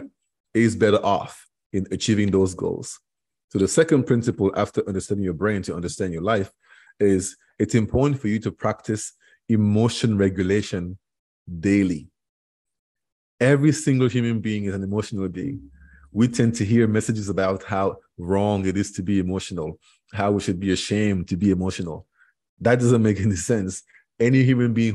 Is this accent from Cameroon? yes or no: yes; Cameroon; English is a second language; moved away as an adult; now in Florida, United States; I am from Cameroon originally, which is in West Africa, 6,000 miles away from here.